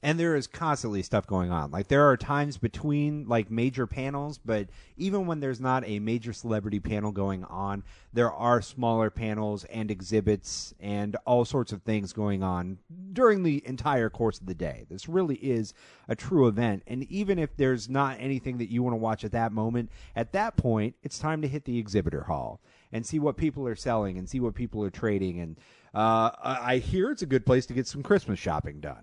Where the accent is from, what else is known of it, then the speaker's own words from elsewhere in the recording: St. Louis, Missouri, United States; moved away as an adult; now in Phoenix, United States; I'm originally from Saint Louis, been here for about two and a half weeks